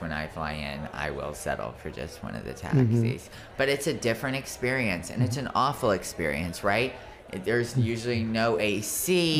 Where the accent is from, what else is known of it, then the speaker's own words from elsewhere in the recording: Orlando, Florida, United States; now in Miami, United States; I'm from Orlando.